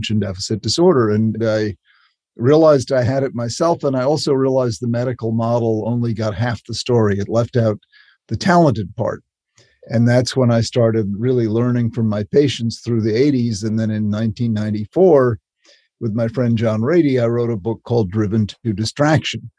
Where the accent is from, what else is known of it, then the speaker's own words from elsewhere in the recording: Chatham, Massachusetts, United States; I grew up on Cape Cod in a little town called Chatham